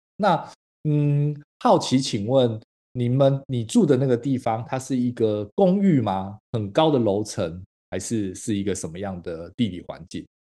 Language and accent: Chinese; Taiwan; 台湾在早期我那个年代的时候，其实有经历过一番你在小学的时候讲那个台语，是会嗯。被罚钱，会被，不是罚钱，会被罚站，会被处罚的